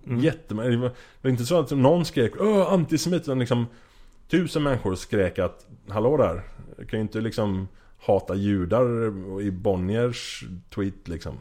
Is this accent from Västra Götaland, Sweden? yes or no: yes; Gothenburg, Västra Götaland, Sweden; moved away as an adult; also born or lived in Amsterdam / Norway; jag är från Göteborg från början. Eh, har bott i Göteborg typ halva mitt liv